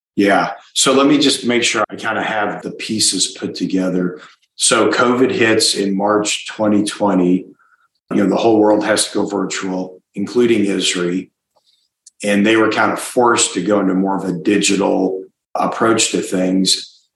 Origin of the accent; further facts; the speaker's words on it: Iowa, United States; moved away; I'm from Iowa originally